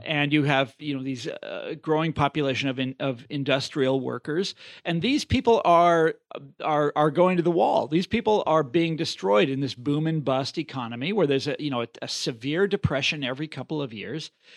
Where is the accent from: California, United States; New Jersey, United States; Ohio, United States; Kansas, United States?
Kansas, United States; moved away; my home state of Kansas